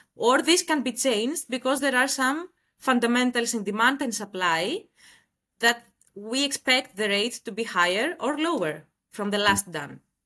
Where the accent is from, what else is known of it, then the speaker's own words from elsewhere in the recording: Greece; moved away as an adult; now in Dubai, United Arab Emirates; I am from Greece, and I relocated to Dubai one year back